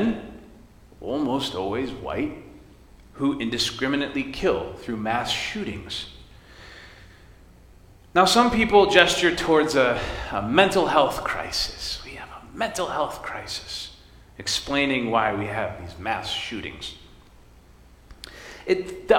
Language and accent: English; West Michigan, United States; I grew up in West Michigan in a family of hunters